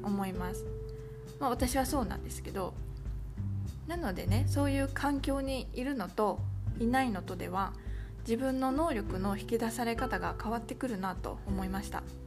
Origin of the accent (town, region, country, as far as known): Japan; moved away as an adult; now in Vietnam